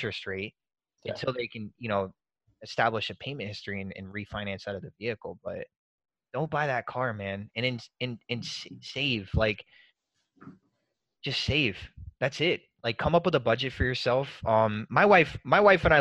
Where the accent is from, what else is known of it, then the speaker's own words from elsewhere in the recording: Murphy, North Carolina, United States; moved away; I'm from Murphy, North Carolina originally.